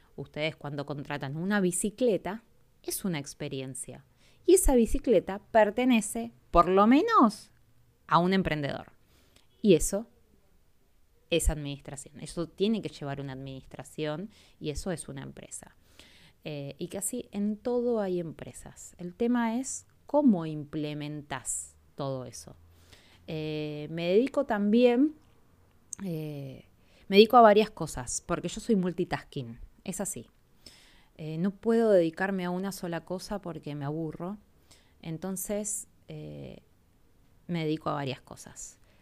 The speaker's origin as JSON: {"language": "Spanish", "country": "Argentina", "said": "soy argentina"}